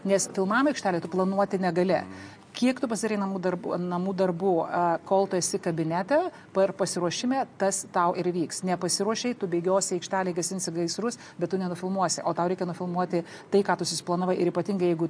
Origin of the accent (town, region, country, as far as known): Lithuania